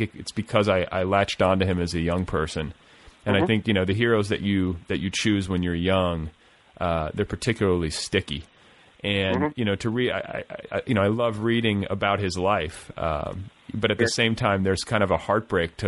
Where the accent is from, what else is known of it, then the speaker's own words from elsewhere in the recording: Indianapolis, Indiana, United States; moved away; I'm from Indianapolis, which I don't think I told you, but I was I spent, you know, almost 10 years there as a kid. I went to junior high and high school there